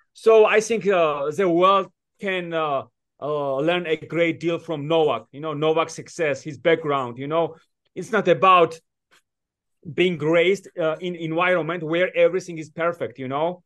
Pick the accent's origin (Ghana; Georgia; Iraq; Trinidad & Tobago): Georgia; moved away; also born or lived in United States; I was born in Georgia